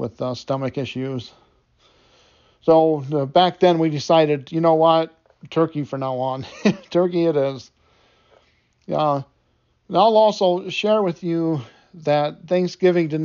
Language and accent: English; Detroit, Michigan, United States; I grew up in Detroit, Michigan